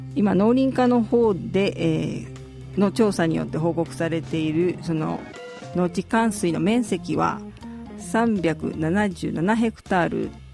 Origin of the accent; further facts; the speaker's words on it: Shizuoka, Japan; now in Maizuru, Japan; 静岡出身なんですけれども